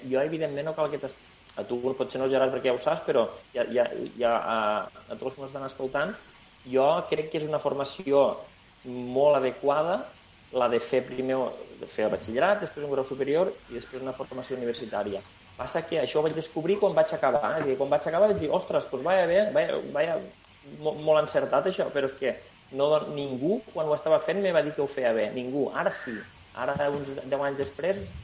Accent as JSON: {"language": "Catalan", "area": "La Franja", "region": "Aragon", "country": "Spain", "also_born_or_lived": "Tarragona", "said": "nosaltres som gent de Franja, som gent que vivim al sud, som gent que tenim lluny Barcelona"}